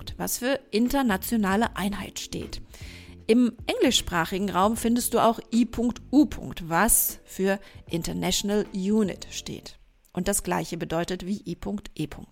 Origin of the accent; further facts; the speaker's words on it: Germany; bei uns in Deutschland